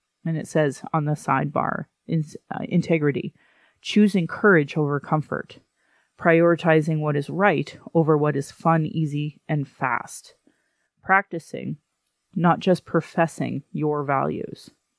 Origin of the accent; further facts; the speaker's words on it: Manitoba, Canada; My heritage is Ukrainian and a mixture of other European ancestries. I grew up on Treaty 1 territory in Manitoba